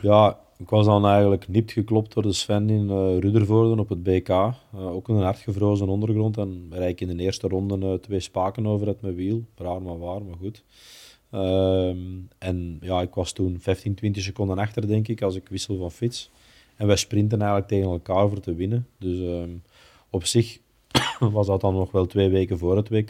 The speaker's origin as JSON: {"language": "Dutch", "country": "Belgium", "said": "we als Belgen"}